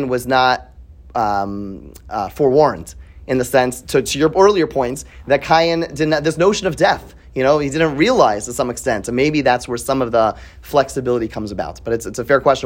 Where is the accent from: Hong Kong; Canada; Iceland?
Canada; I grew up in Canada